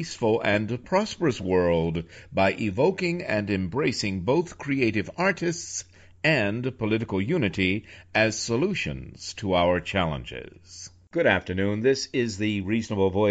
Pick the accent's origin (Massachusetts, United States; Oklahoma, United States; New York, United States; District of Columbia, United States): New York, United States; also born or lived in Virginia; I'm from New York and I still have a place in New York and, of course, in Virginia as well